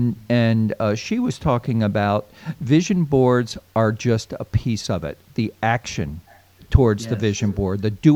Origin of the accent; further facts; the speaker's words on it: outside Philadelphia, Pennsylvania, United States; moved away; I grew up outside the Philadelphia, Pennsylvania area